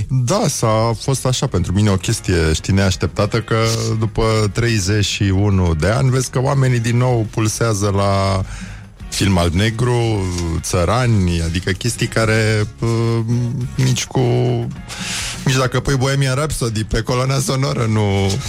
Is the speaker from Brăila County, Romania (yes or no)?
yes; Brăila, Brăila County, Romania; sigur și eu sunt din Brăila.